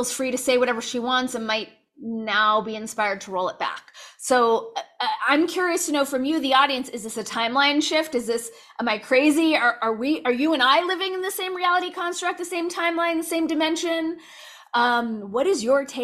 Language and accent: English; Los Angeles, California, United States; where I grew up in Los Angeles